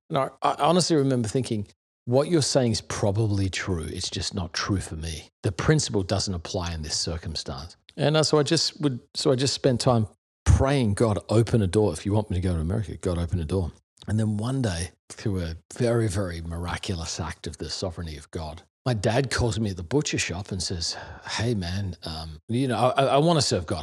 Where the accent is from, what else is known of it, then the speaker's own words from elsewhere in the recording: Adelaide, South Australia, Australia; moved away as an adult; also born or lived in Melbourne / Perth; now in New York, United States; I was two, lived in Perth from two to ten, then Adelaide from ten to twenty